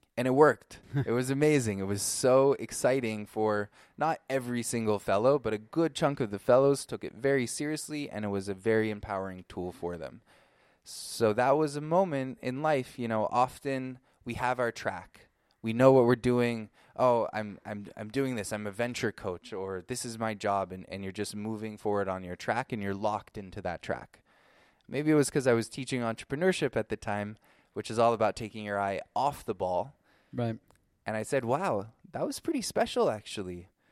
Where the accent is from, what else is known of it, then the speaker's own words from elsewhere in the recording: Ashland, Oregon, United States; also born or lived in Brooklyn, New York / Guatemala; now in Israel; I was born in New York. Uh, Brooklyn, New York, like most Jews out there. Uh, but when I was about five years old, we moved to Ashland, Oregon